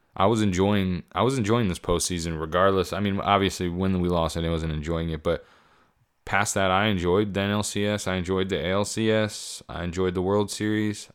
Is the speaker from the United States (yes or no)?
yes; Pennsylvania, United States; moved away; I, I grew up in Pennsylvania. I spent a good portion of my life there.